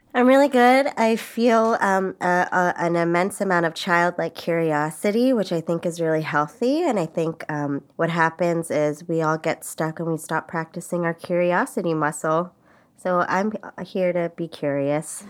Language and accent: English; Los Angeles, California, United States; moved away as an adult; now in New York, United States; I'm from L